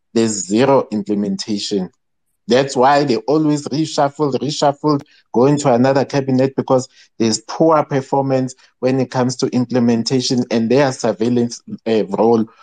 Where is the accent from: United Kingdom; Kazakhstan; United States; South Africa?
South Africa; we were born here